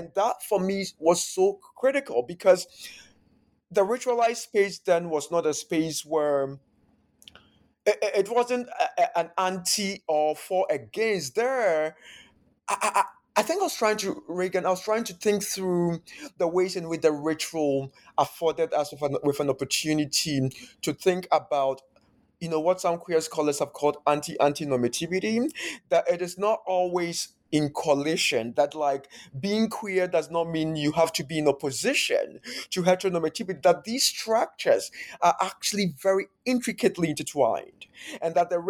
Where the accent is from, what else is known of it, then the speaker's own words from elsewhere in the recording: Ghana; So growing up in Ghana, this project really then somehow also allowed me to time travel into the past